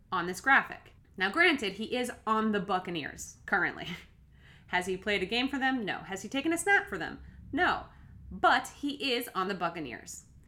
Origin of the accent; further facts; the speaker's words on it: Massachusetts, United States; moved away as an adult; also born or lived in Boston; now in Los Angeles, United States; I grew up in Massachusetts